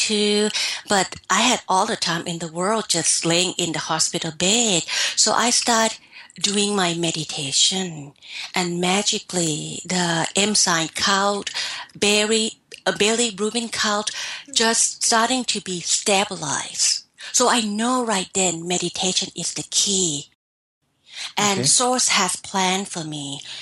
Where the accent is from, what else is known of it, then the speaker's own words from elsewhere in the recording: Thailand; moved away; I'm from Thailand